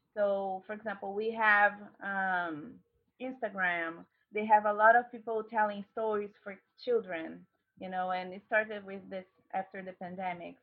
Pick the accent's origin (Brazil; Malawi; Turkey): Brazil; English is a second language; moved away as an adult; also born or lived in Indiana; now in United States; I'm from Brazil